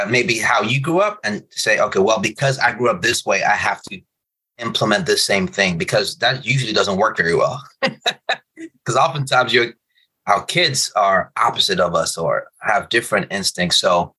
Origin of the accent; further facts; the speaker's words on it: Nigeria; So I'm Nigerian, but my parents live in Republic of Benin, a French country.